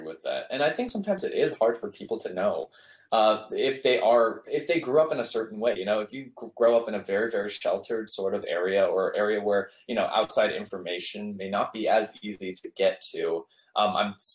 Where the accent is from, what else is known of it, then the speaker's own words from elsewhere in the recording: United States; I'm Korean American, but I don't know Korean super well because I grew up in America almost my entire life